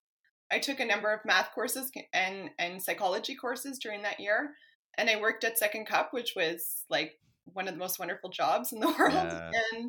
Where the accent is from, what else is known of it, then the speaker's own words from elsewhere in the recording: Edmonton, Alberta, Canada; moved away as an adult; also born or lived in Vancouver Island; I had done my undergrad at U of A and I'm from Edmonton